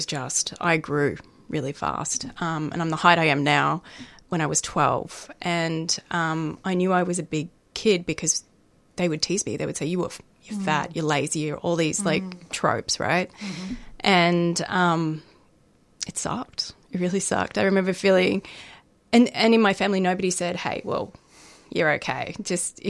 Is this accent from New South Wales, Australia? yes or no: no; Melbourne, Victoria, Australia; I grew up in Melbourne